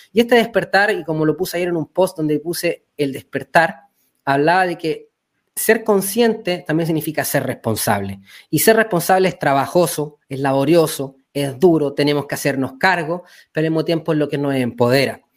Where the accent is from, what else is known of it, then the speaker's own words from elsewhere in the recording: Chile; nosotros estamos en Chile, somos chilenos